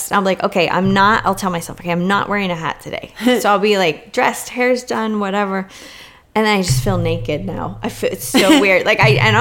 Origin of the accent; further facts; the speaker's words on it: California, United States; growing up in California